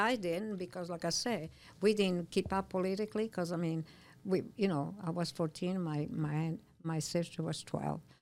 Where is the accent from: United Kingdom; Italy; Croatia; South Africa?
Italy; Milan, Lombardy; English is a second language; moved away as an adult; also born or lived in New York / Illinois; now in United States; I was born in Milano, and I lived there until I left when I was nineteen